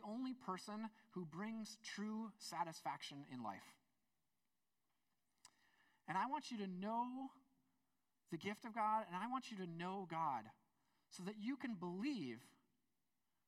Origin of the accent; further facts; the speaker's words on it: United States; I'm an American